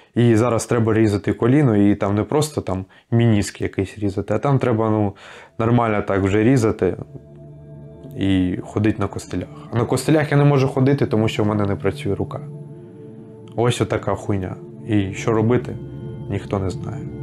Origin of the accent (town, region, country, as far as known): Ukraine